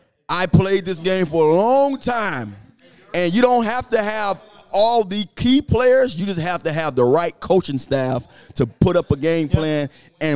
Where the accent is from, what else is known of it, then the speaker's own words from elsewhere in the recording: Miami, Florida, United States; I grew up in Miami